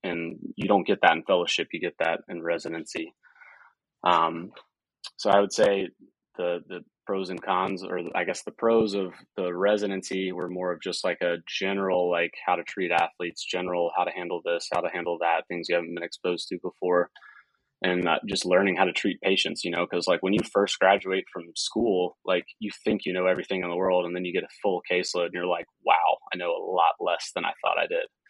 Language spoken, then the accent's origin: English; Marietta, Georgia, United States; I'm originally from Marietta, Georgia, which is just a little bit northwest of Atlanta